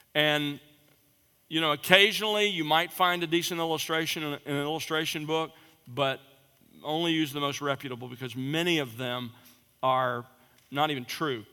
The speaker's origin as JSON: {"language": "English", "region": "South Alabama", "country": "United States", "tie": "born or raised there", "said": "I grew up in South Alabama"}